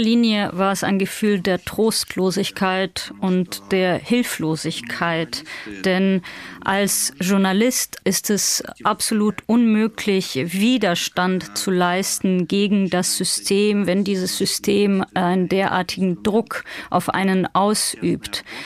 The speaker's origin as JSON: {"language": "German", "town": "Chelyabinsk", "region": "Chelyabinsk Oblast", "country": "Russia", "tie": "born or raised there", "also_born_or_lived": "St. Petersburg, Russia", "moved": "as an adult", "lives_now": "Tbilisi, Georgia", "said": "in der ich geboren bin und aufgewachsen bin, in meinem Heimatort der Stadt Chelyabinsk. Dort habe ich ähm, gelebt, bis ich 18 war"}